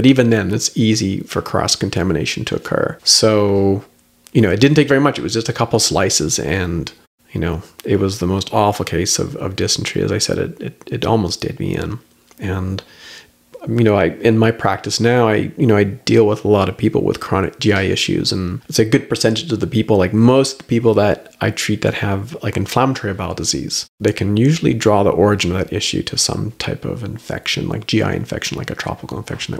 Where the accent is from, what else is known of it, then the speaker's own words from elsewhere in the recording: Canada; And then I'm explaining, look, I'm Canadian.